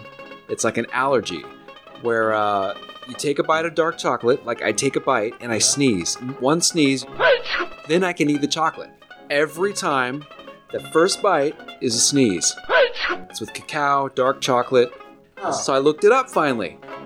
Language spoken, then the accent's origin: English; Kyiv, Ukraine; Oh, I am from Kiev. I originally come from Ukraine, as you know, buddy.